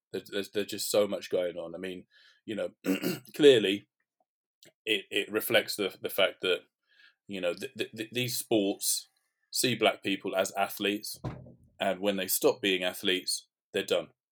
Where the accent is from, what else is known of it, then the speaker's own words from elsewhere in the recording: London, United Kingdom; I'm from North London, so grew up in and around kind of the Tottenham area